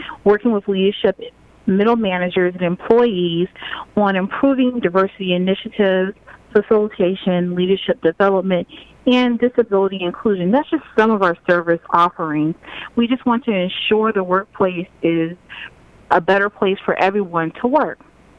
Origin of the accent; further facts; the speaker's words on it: Germany; also born or lived in Virginia, United States; just say I grew up as a military brat. I traveled all over the world because my father was in the Army. I grew up mostly in Germany, and then he settled in Virginia.